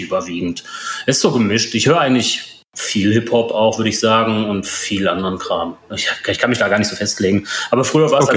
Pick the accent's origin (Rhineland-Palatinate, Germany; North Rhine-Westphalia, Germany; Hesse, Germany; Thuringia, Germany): North Rhine-Westphalia, Germany; Ruhr area; also born or lived in Poland; now in Mönchengladbach, Germany; Vorher eigentlich mein ganzes Leben lang im Ruhrpott verbracht.